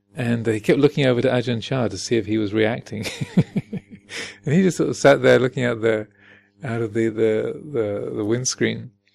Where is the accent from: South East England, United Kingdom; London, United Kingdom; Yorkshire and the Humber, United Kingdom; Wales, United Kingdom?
South East England, United Kingdom; Kent; moved away; also born or lived in United States; I'm British and American, and so I'm so. Uh, and I was born in in Kent